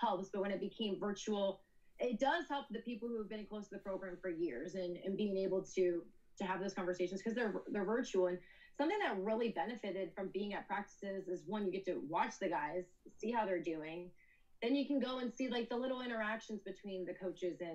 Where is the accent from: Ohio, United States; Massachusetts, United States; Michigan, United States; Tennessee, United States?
Ohio, United States; Columbus; also born or lived in Dallas; I grew up in Columbus, so I've been close to the program